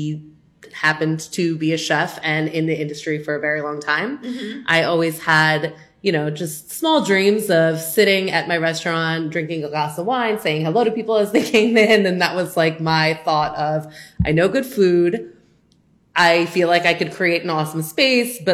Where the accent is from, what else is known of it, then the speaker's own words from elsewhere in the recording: Orange County, Southern California, United States; moved away as an adult; also born or lived in Washington, D.C.; I am originally from Southern California, born and raised in Orange County, went to UCI, moved the second that I could